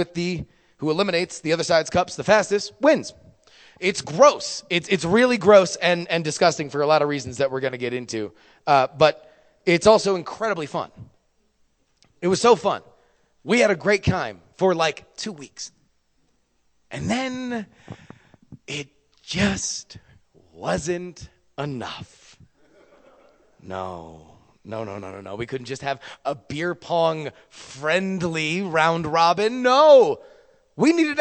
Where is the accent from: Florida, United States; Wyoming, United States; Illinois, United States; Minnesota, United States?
Florida, United States; moved away as an adult; Florida, where I was raised